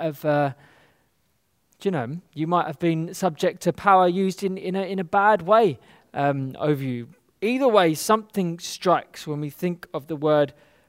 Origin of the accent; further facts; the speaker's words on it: London, United Kingdom; particularly where I'm growing up in the West, in London, being subject to something is seen as a lack of power.